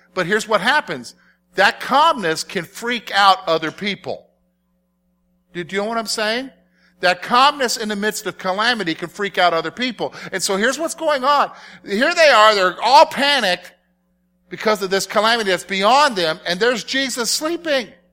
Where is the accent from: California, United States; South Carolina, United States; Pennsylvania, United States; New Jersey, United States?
South Carolina, United States; as a boy growing up in South Carolina